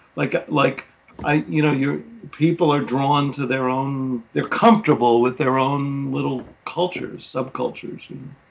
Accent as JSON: {"language": "English", "region": "New York", "country": "United States", "said": "as a New Yorker"}